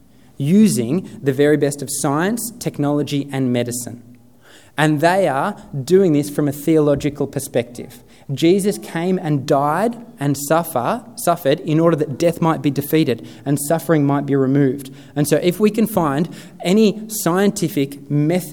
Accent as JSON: {"language": "English", "area": "Sutherland Shire", "region": "New South Wales", "country": "Australia", "tie": "born or raised there", "said": "I grew up in the Sutherland Shire"}